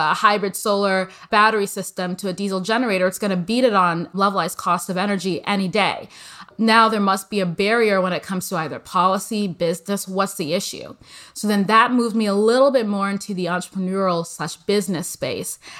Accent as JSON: {"language": "English", "region": "Midwest", "country": "United States", "tie": "born or raised there", "also_born_or_lived": "Nigeria / Texas", "moved": "as an adult", "said": "I came from the Midwest and then I was in Texas and working abroad."}